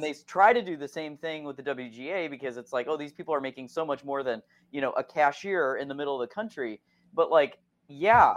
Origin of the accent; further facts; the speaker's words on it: Akron, Ohio, United States; moved away; I am from Ohio originally, I'm from Akron, Ohio